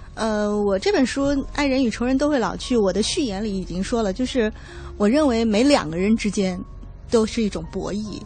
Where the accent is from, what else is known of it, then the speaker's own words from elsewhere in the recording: Hefei, Anhui, China; 我是合肥人